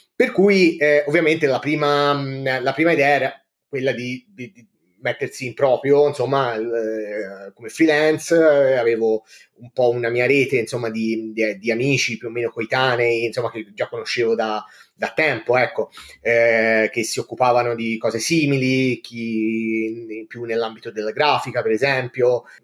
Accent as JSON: {"language": "Italian", "town": "Livorno", "region": "Tuscany", "country": "Italy", "tie": "born or raised there", "said": "vengo da Livorno, ci vivo insomma da quasi sempre"}